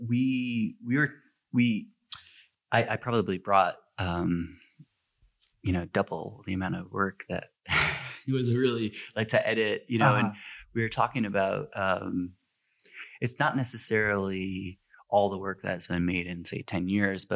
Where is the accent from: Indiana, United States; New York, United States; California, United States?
New York, United States; Buffalo; I grew up in Buffalo